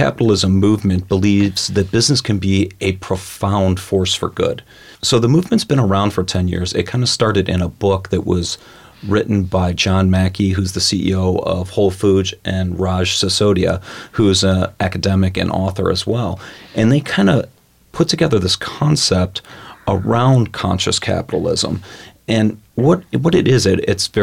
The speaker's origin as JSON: {"language": "English", "town": "Cleveland", "region": "Ohio", "country": "United States", "tie": "born or raised there", "also_born_or_lived": "Columbus, Ohio", "said": "I grew up in Cleveland, Ohio."}